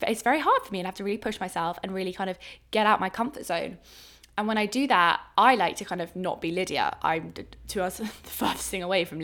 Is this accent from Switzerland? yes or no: no; England, United Kingdom; accent: English; My English accent